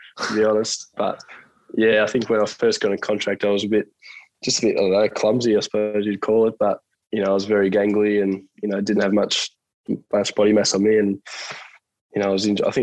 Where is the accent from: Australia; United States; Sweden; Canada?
Australia; Bellerive, Tasmania; I grew up in Belrive, so I'm probably a 3-minute walk from the Oval, was where my family lives